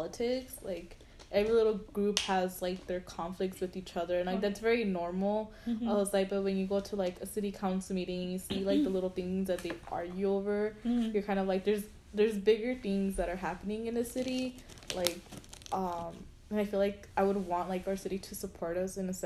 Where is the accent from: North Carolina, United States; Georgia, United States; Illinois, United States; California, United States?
California, United States; East Los Angeles; I grew up in East LA, so it's, like, a different community